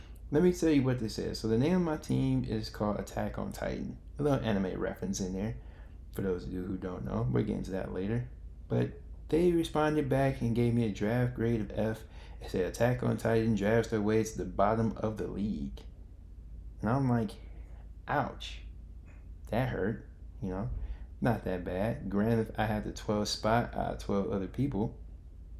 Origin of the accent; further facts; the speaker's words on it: Chicago, Illinois, United States; I am from Chicago